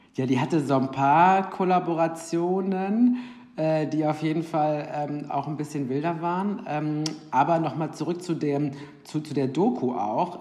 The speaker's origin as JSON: {"language": "German", "area": "Ruhr area", "region": "North Rhine-Westphalia", "country": "Germany", "also_born_or_lived": "Cologne", "said": "ich bin aus dem Ruhrgebiet eigentlich, habe aber in Köln ähm, drei Jahre gewohnt"}